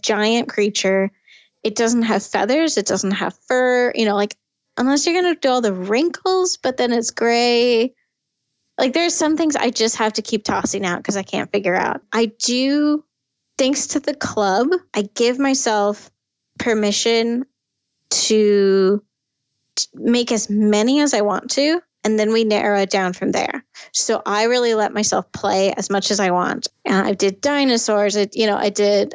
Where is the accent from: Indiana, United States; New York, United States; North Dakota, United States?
North Dakota, United States; Fargo; now in San Francisco Bay Area, United States; I come from Fargo, North Dakota